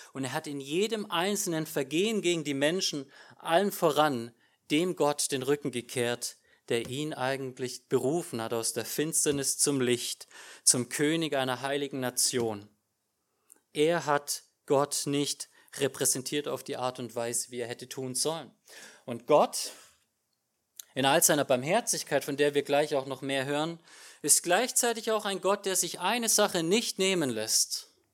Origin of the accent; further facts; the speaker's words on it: Germany; als Deutscher